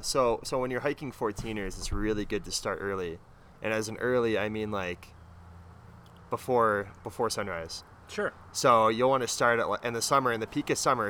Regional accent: Omaha, Nebraska, United States; moved away as an adult; now in Colorado, United States; I grew up in Omaha, Nebraska, so I'm a native.

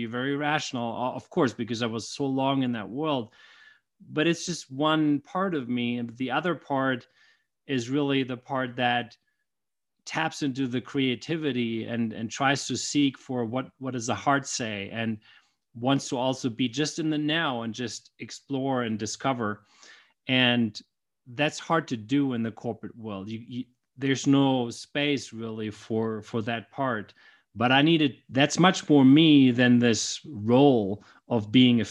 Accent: Germany; now in United States; So while I live in the U.S. now with my family, I grew up in Germany. That's where I was born.

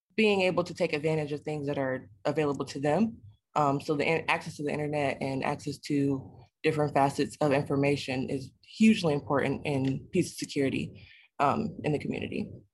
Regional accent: Detroit, Michigan, United States; a native Detroiter

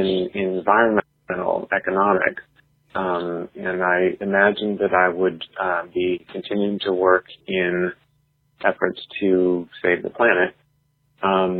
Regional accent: Canada; now in United States; I was born and raised in Canada, to American parents, so I have both citizenships.

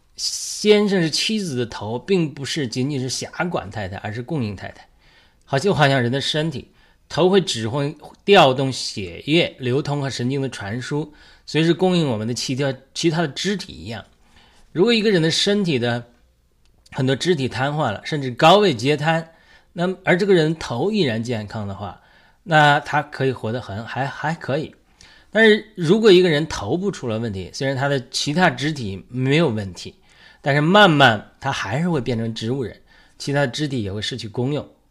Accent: China; 我出生在中国农村的一个普通的家庭，可以说来自社会的最底层

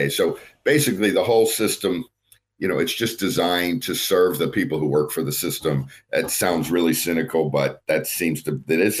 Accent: California, United States; So I'm not one of these folks who's bashing on my home state and encouraging people to leave.

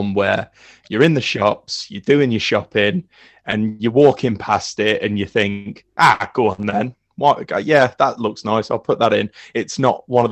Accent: Coventry, West Midlands, United Kingdom; I'm from Coventry

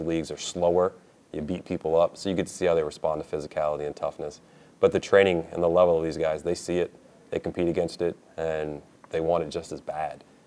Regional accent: Springfield, Massachusetts, United States; when I was very little, growing up in Springfield, Massachusetts, and the people around me

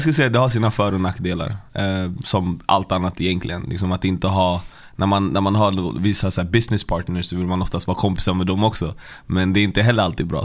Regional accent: Stockholm, Stockholm County, Sweden; Jag är från Västerort, Westside, Vällingby, Hässelby

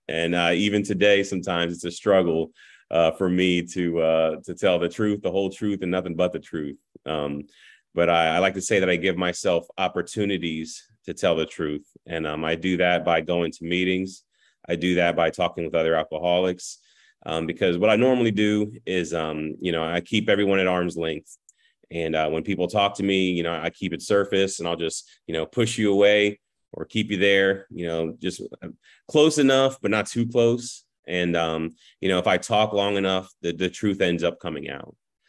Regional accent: Fredericksburg, Virginia, United States; So I grew up in Fredericksburg, Virginia, was there when I was 4 years old. Until we went ahead and moved to Florida 2 years ago

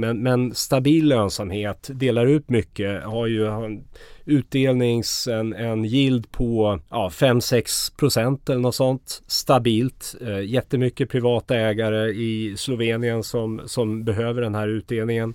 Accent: Sweden; som svensk

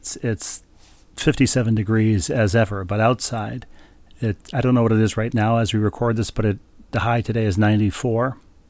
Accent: Minnesota, United States; growing up in Minnesota

